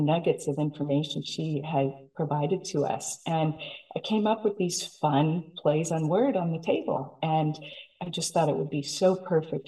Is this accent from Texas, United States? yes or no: no; Silicon Valley, California, United States; I'm from Silicon Valley